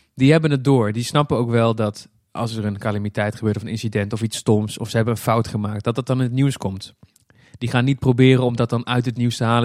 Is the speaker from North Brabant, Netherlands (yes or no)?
yes; Breda, North Brabant, Netherlands; moved away; Ik kom zelf oorspronkelijk uit Breda. Ik ben er inmiddels weg, maar dat ligt dicht bij de Efteling. Dus wij gingen vroeger heel vaak naar de Efteling